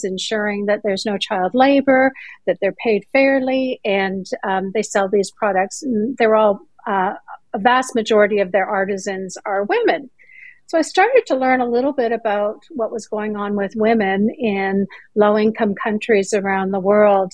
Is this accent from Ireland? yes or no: no; Canada; moved away as an adult; now in Greenville, United States; I'm originally from Canada. I lived there, born and raised there